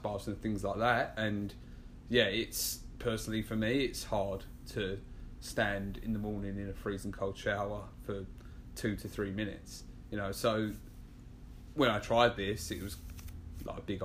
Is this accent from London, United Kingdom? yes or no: yes; London, United Kingdom; accent: English; moved away as an adult; now in New York, United States; I'm originally from England, from London. I moved here about 2.5 years ago now